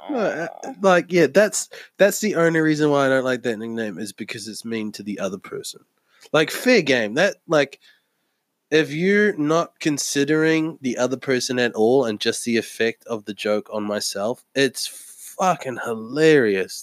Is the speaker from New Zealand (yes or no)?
yes; New Zealand; moved away; I lived m- my entire child life in New Zealand